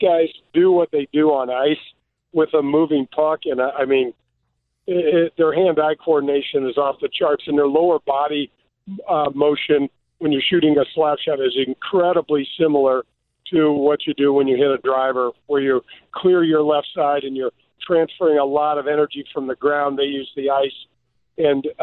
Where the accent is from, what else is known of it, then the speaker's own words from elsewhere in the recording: United States; growing up as a kid, the way I grew up in North County